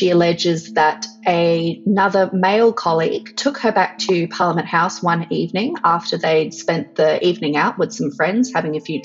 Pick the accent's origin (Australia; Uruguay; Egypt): Australia; I'm an Australian feminist activist and writer.